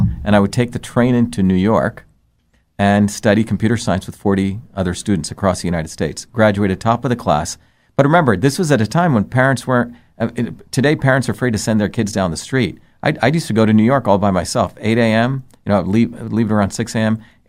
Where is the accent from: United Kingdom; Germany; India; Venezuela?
India; Mumbai, Maharashtra; I grew up in India. I was born in India, but in two different worlds, even in India. I grew up in the cosmopolitan India of Bombay.